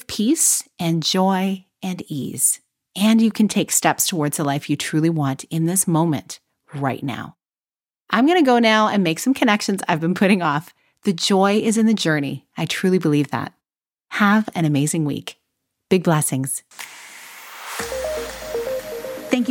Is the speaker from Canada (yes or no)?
yes; Canada; I'm Canadian